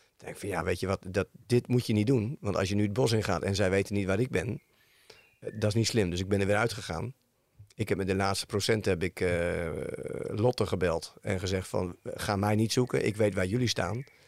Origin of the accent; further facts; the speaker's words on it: Woerden, Utrecht, Netherlands; ik kom uit Woerden